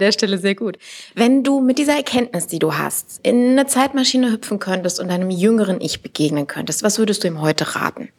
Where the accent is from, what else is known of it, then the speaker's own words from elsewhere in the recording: Düsseldorf, North Rhine-Westphalia, Germany; gebürtige Düsseldorferin